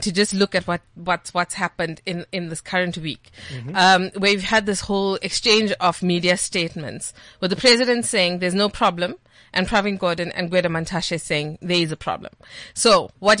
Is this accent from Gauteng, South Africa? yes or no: no; Dannhauser, KwaZulu-Natal, South Africa; moved away; I'm from Dannhauser. It's like the smallest dot on the South African map